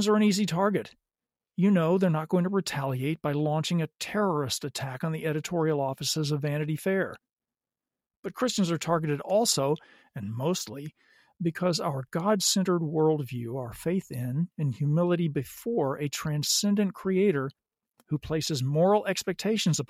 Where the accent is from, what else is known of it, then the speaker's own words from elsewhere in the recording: the South, United States; I grew up in the South